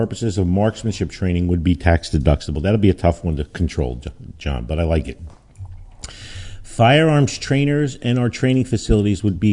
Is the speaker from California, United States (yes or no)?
no; Newark, New Jersey, United States; also born or lived in Belleville, New Jersey; growing up in Newark and then Belleville in a racially poor neighborhood